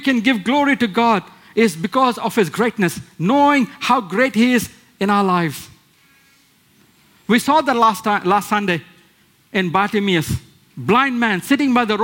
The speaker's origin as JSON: {"language": "English", "country": "India", "moved": "yes", "said": "where I come from India, where we have small idols"}